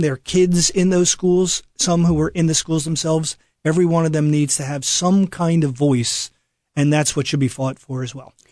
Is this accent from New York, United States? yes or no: no; Philadelphia, Pennsylvania, United States; when I was growing up in Philadelphia